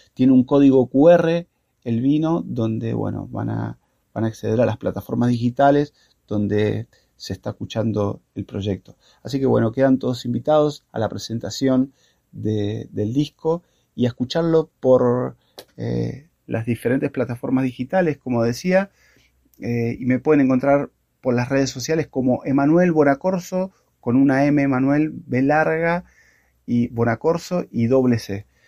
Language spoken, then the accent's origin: Spanish; Mendoza, Argentina; moved away as an adult; now in Buenos Aires, Argentina; soy músico cantautor de Los Pagos de Mendoza, radicado en Buenos Aires hace más de 12 años.